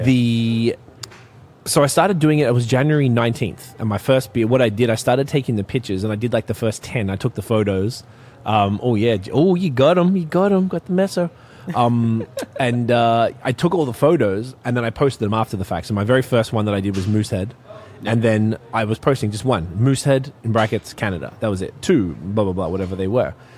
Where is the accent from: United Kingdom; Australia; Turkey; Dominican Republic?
Australia; Melbourne, Victoria; I'm from Melbourne, Australia.